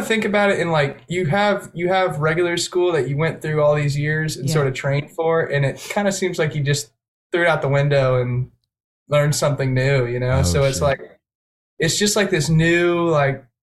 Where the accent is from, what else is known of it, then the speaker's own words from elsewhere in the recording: Birmingham, Alabama, United States; moved away as an adult; now in Boston, United States; in Alabama, where we're originally from. We're all from Birmingham, Alabama